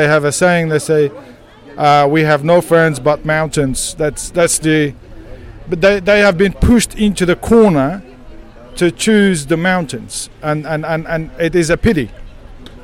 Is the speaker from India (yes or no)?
no; Kurdistan, Turkey; now in Australia; I am originally from Kurdish, from Turkey side, but my hometown is about 40, 50 kilometers from the border.